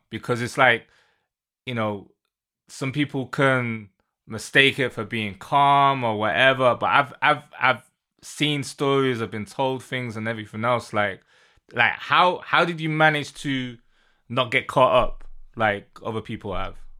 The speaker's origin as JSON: {"language": "English", "town": "Manchester", "region": "North West England", "country": "United Kingdom", "tie": "born or raised there", "moved": "as an adult", "lives_now": "London, United Kingdom", "said": "I'm from the U K. Born and raised in Manchester, live in London"}